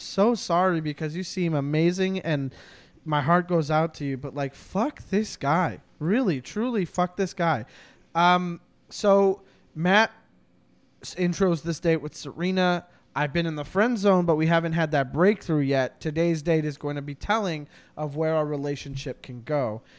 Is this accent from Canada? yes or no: yes; Canada; I'm a Canadian